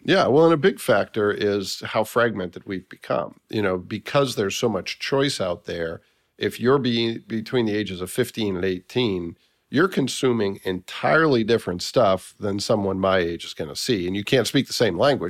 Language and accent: English; Massachusetts, United States; I was from Massachusetts